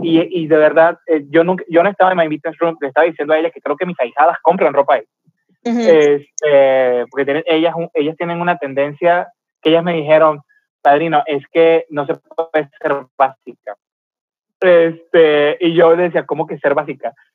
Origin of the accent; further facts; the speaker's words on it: Venezuela; now in Mexicali, Mexico; yo soy de Venezuela